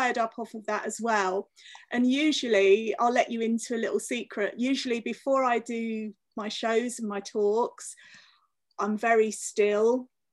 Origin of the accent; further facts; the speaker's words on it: London, United Kingdom; moved away as an adult; also born or lived in Cornwall; I was born in London, I lived in London until I was 20, and then I moved to Cornwall